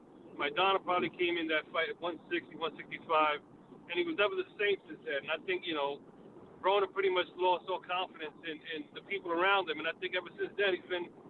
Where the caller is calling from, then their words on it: New York, United States; from New York.